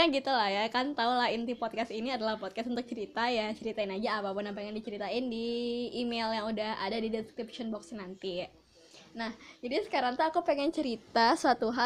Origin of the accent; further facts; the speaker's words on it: Padang, West Sumatra, Indonesia; Nah, uniknya itu adalah aku kan dari Padang nih ketika aku di Padang bioskop yang kayak XX1 uh, CGV itu nggak ada di Padang